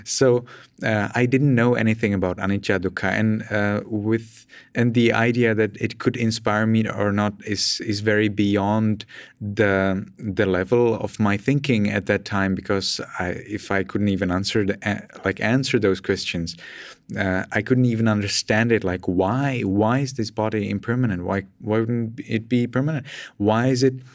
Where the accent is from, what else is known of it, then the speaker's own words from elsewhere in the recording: Pilsen, Plzeň Region, Czechia; English is a second language; moved away as an adult; now in Myanmar; I'm from Czech Republic, and uh, I'm from a relatively big city. Uh, not from a very big city, but it's certainly not uh, a small city, not a small town, not a village for sure. Uh, it's uh, Pilsen